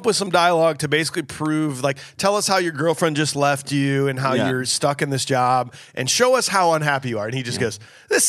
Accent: St. Louis, Missouri, United States; I grew up in St. Louis

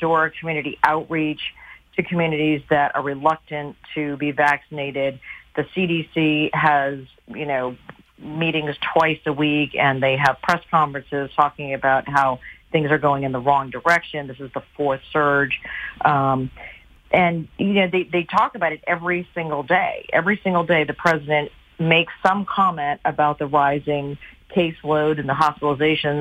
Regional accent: United States; as an American

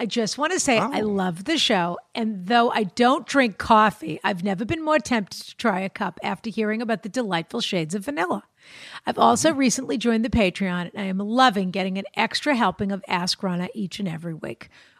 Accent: Ireland; now in Vancouver, Canada; I'm 27. I'm from Ireland, and I'm currently living in Vancouver.

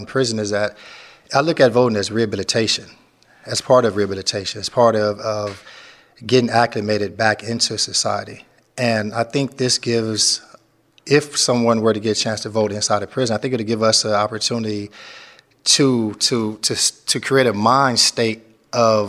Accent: Memphis, Tennessee, United States; also born or lived in Long Beach, California; now in San Quentin, United States; I'm from Long Beach, California. I grew up in Memphis, Tennessee.

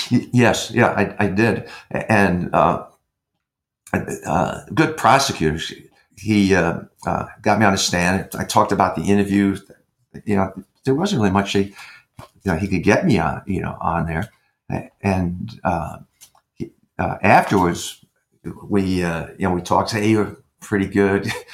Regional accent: New York, United States; moved away; I was raised in New York as a kid

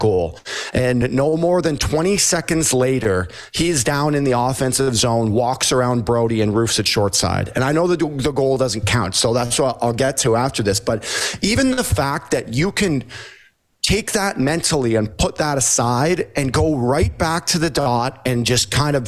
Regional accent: Toronto, Ontario, Canada; I grew up here in Toronto

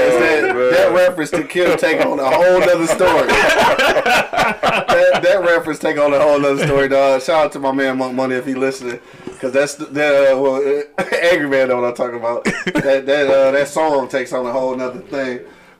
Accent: Detroit, Michigan, United States; I'm from Detroit. I don't care what you're doing.

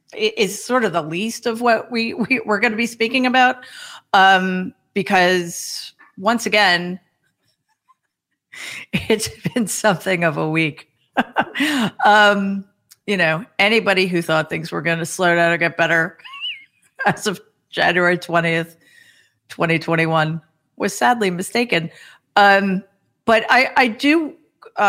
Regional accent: New York, United States; I'm from New York

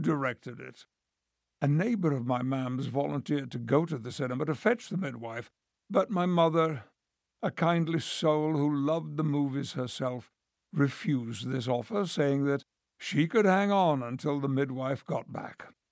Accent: Mirfield, Yorkshire and the Humber, United Kingdom; born or raised there

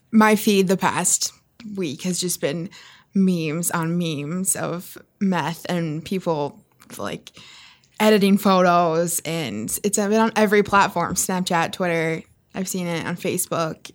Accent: South Dakota, United States; moved away; from my hometown on my high school football field

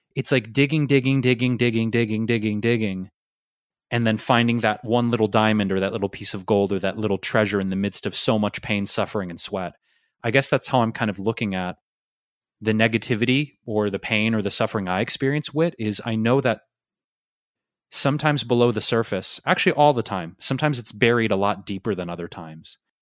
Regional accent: Detroit, Michigan, United States; moved away; where I grew up in Detroit

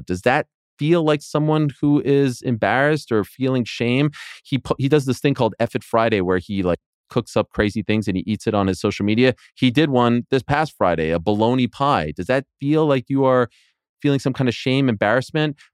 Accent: Canada; I'm Canadian

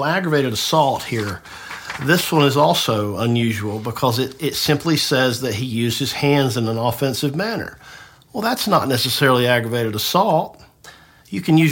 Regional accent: Tifton, Georgia, United States; moved away as an adult; now in Marietta, United States; I grew up in Tifton, so I know the area

